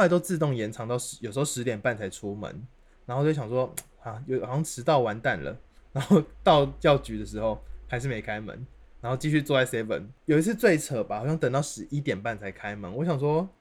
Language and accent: Chinese; Kaohsiung, Taiwan; 我是高雄人